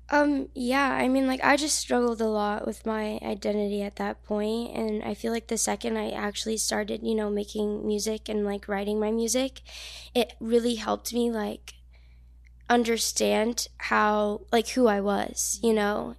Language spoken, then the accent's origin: English; New Jersey, United States; moved away; I'm from New Jersey, very small town